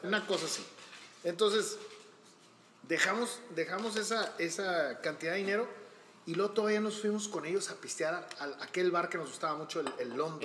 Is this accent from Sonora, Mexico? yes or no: yes; Hermosillo, Sonora, Mexico; yo soy de aquí de Hermosillo